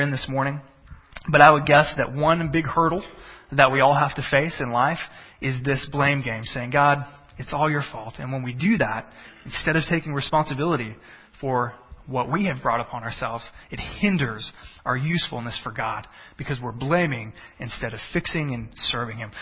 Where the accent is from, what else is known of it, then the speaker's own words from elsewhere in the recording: Texas, United States; now in Illinois, United States; I'm from Texas.